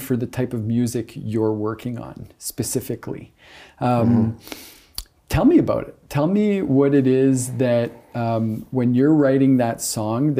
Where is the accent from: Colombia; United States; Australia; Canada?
Canada; Kapuskasing, Ontario; now in North Bay, Canada; I come from Kapuskasing originally, which is like 10,000 people